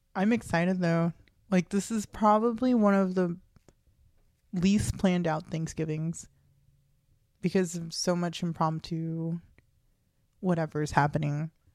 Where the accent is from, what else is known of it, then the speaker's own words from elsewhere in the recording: United States; growing up in America